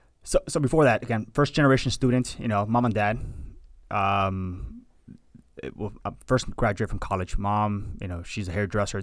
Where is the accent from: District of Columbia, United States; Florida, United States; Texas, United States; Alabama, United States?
Florida, United States; Hialeah; And thanks to that, we came to this country. And I've been in South Florida ever since, I was raised in Hialeah, boy.